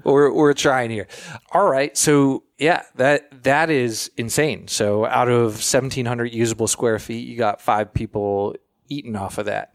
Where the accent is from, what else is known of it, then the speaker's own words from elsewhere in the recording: Florida, United States; I'm from Florida